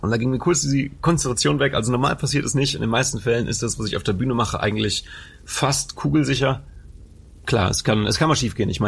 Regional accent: Anholt, North Rhine-Westphalia, Germany; Habe ich in meiner Heimatstadt gemacht. Also ich komme aus Anhold ursprünglich und dann, naja, in der nächstgrößeren Stadt Bocholt habe ich getanzt

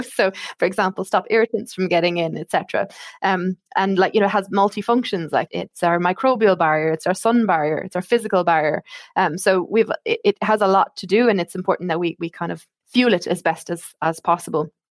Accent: Ireland; accent: Irish; moved away as an adult; now in United Kingdom; you can probably tell from my accent, I am Irish

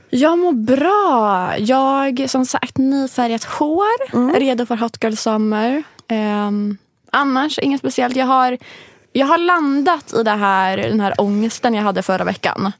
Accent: Linköping, Östergötland, Sweden; moved away; hemma i Linköping

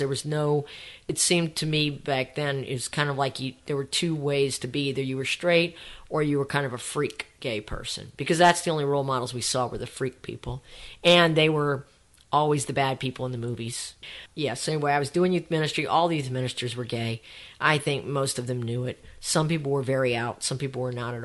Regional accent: across the lake from New Orleans, Louisiana, United States; moved away; I grew up mostly across the lake from New Orleans when it was a small town.

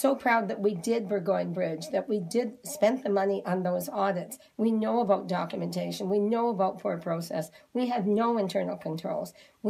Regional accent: Cape Breton, Nova Scotia, Canada; moved away; I come from Cape Breton.

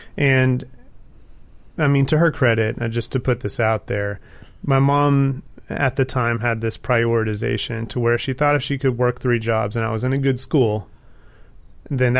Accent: Texas, United States; I'm from Texas.

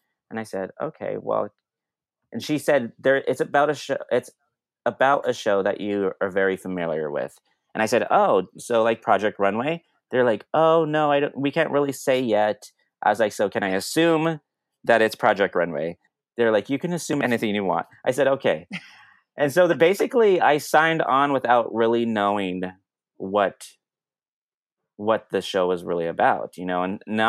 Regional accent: Denver, Colorado, United States; now in Brooklyn, United States; I grew up in Denver, but I live in Brooklyn.

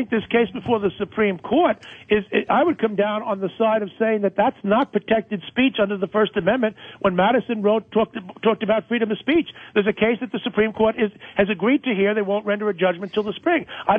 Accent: Ireland; I live up to the stereotype of being Irish.

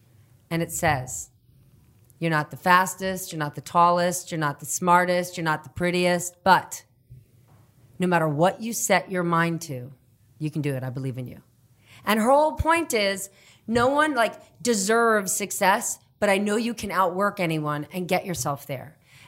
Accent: New Jersey, United States; moved away; also born or lived in Kenya / Guatemala / Costa Rica / Italy; I grew up in New Jersey

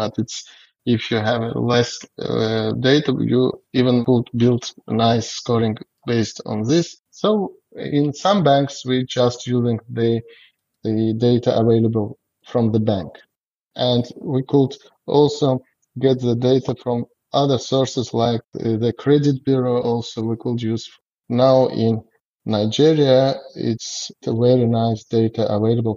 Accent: Azerbaijan; English is a second language; we are from Azerbaijan and we have a staff of 100 people and most of them are citizens of our country. Our country is a young country

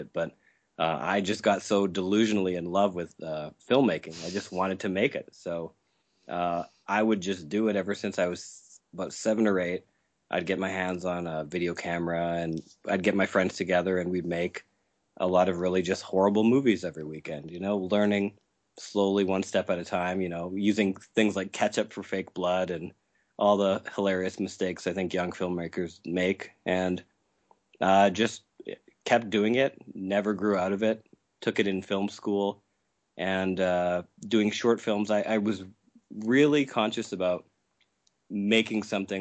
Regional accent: Saskatchewan, Canada; I'm from Saskatchewan in Canada

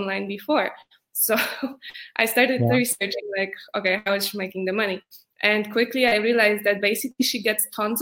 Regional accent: Poland; moved away as an adult; also born or lived in New York; I'm from Poland, and four years ago, I moved to New York

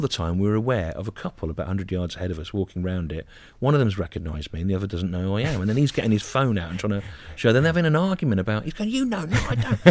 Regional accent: Solihull, West Midlands, United Kingdom; I grew up in Solihull

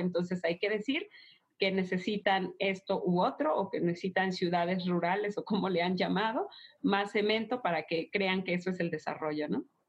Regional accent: Mexico

